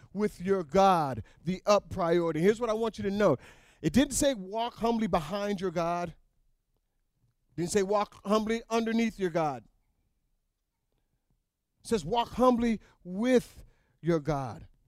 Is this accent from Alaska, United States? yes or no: yes; North Pole, Alaska, United States; moved away; I was raised in North Pole, Alaska